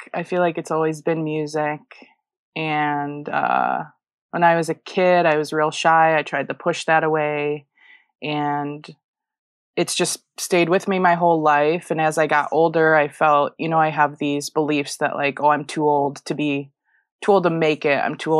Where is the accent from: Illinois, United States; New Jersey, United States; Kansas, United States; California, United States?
Illinois, United States; I was in a suburb of Chicago.